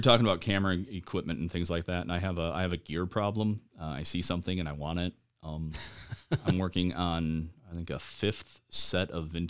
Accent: Traverse City, Michigan, United States; also born or lived in Lincoln Park / Upper Peninsula / Alpena; now in Lansing, United States; You could say that I'm from Traverse City, or you could say I'm from Michigan. I was born in Lincoln Park. I moved around, quite a bit when I was a kid. I've lived in the UP. I've lived in Alpena.

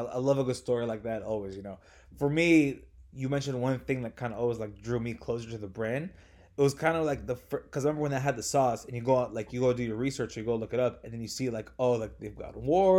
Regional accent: Bay Area, California, United States; I'm from the Bay Area

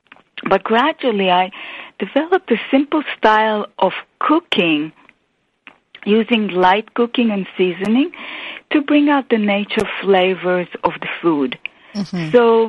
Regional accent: Israel; I grew up in Israel in a family of five children

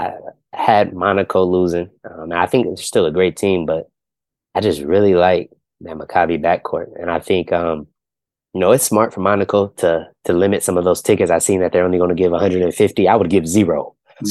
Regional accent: Ohio, United States; I'm from Ohio

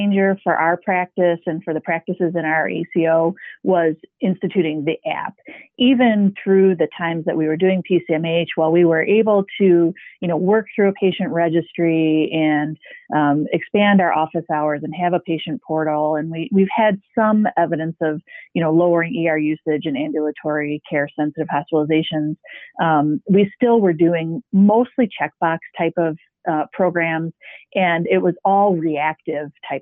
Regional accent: Midland, Michigan, United States; We are a independent private practice in my hometown of Midland

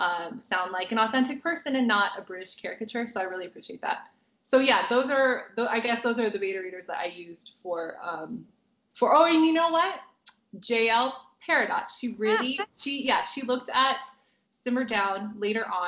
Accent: United States; I obviously am not from England, I'm American

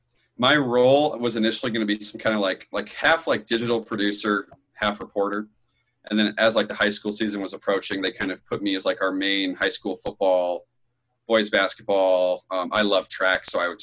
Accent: Billings, Montana, United States; also born or lived in Tucson, Arizona; So I grew up in Billings. So, born and raised in Billings. My mom's from Nebraska, and then my dad was born up in the way northeast, up in Scobie.

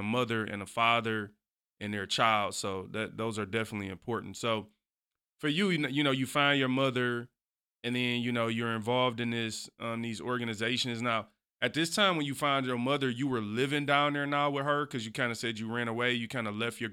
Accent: Detroit, Michigan, United States; growing up in Detroit, you know, I always say, like, Detroit, man, it's a rough place

